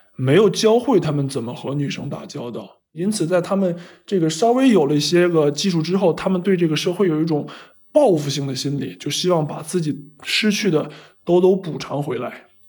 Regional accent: China; 因为在我们中国人看来，这个人其实就是一个疯子。

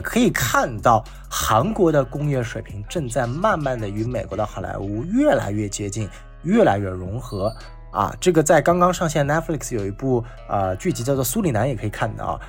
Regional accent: China; 我们中国人

